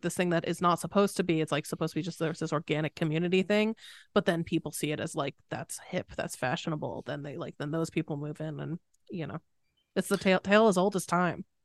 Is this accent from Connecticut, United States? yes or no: yes; Connecticut, United States; I grew up in Connecticut